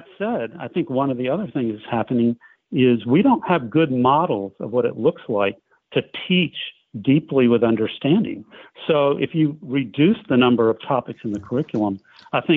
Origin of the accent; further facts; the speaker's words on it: United States; I'm an American too